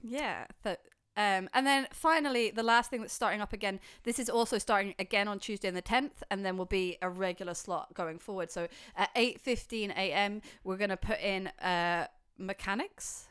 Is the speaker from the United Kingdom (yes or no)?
yes; United Kingdom; we're quite British